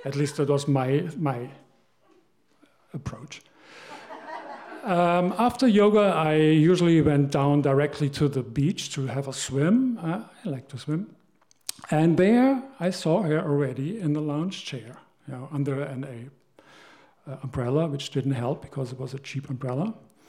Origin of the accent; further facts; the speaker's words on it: Germany; I grew up in Germany, and she grew up here.